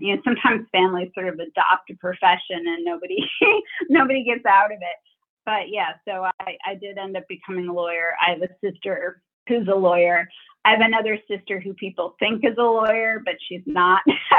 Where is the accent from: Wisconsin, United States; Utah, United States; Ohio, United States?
Wisconsin, United States; Yeah, I grew up in Wisconsin, which I always say is a nice place to grow up.